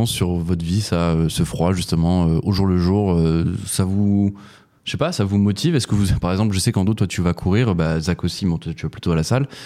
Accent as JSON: {"language": "French", "country": "Canada", "said": "Puis moi, en tant que Canadien, je vous avoue que clairement"}